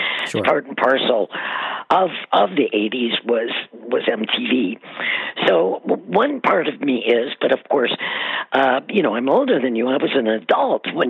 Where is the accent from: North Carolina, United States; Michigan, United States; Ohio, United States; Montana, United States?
Ohio, United States; Cleveland; I grew up in Cleveland